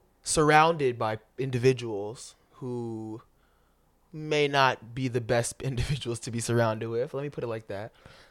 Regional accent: Florida, United States; born there; I was born in Florida, you know, it'd be nice, you know, to just, I hadn't been there in like 10 years, 15, maybe 20.

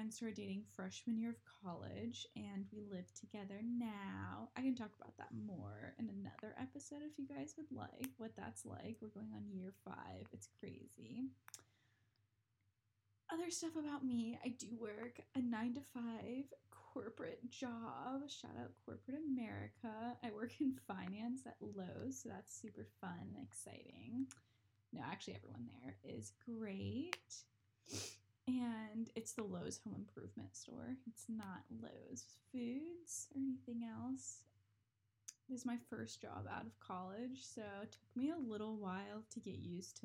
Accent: North Carolina, United States; I grew up in North Carolina, just graduated from UNC Charlotte

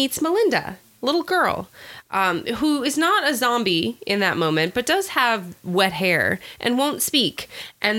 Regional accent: California, United States; I'm a Californian

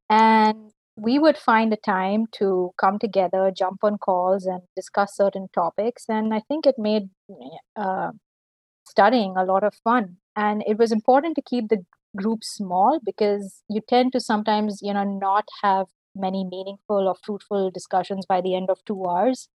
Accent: Delhi, India; moved away as an adult; now in Canada; I'm from Delhi, India

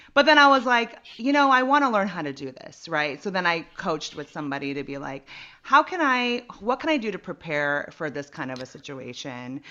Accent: San Jose, California, United States; now in Los Angeles, United States; I'm from the Bay Area, San Jose area

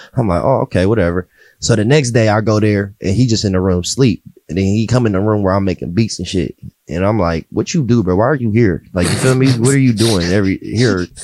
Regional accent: Pickerington, Ohio, United States; also born or lived in Columbus, Ohio; I grew up in Pickerington

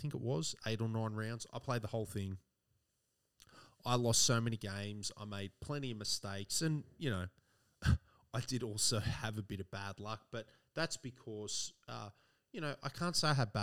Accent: Australia

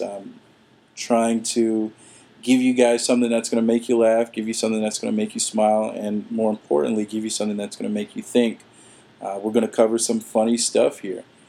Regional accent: Atlanta, Georgia, United States; now in Florida, United States; I'm originally from Atlanta, uh, and I've been here for some time

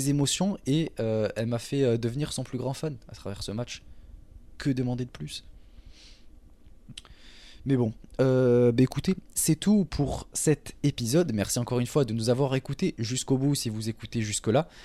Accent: Toulouse, Occitania, France; je viens du sud de la France, la plus belle ville en France, Toulouse, évidemment. Donc, voilà. Mais je n'ai pas l'accent.

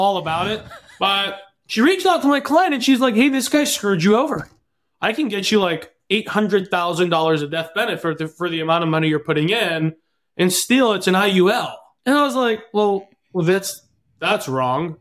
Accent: Southern California, United States; moved away as an adult; also born or lived in Los Angeles; now in Eastern Washington, United States; I'm originally from Southern California, currently up in Eastern Washington.

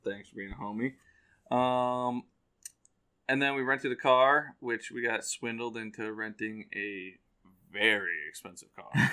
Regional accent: Western Massachusetts, United States; we're from Western Mass.

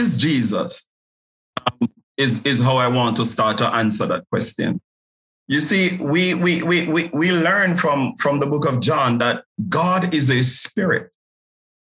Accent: Jamaica; I grew up in a place you would refer to as Nazareth. It's flankers in Jamaica

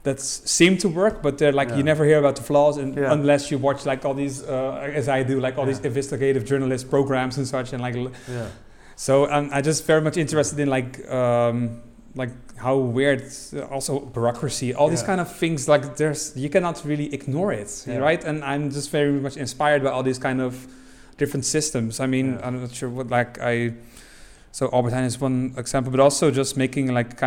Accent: Rotterdam, South Holland, Netherlands; I come from Rotterdam

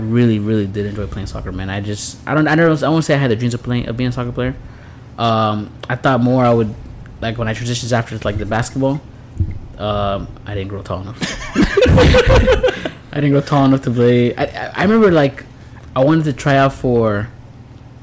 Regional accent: Miami-Dade County, Florida, United States; Born and raised in County Dade. You know, 305

